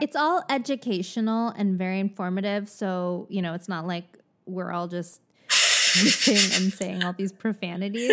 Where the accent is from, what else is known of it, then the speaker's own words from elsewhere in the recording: California, United States; I grew up here, but I am not from the valley.